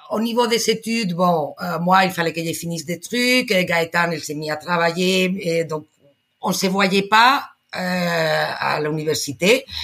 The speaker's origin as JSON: {"language": "French", "country": "Spain", "second_language": "French"}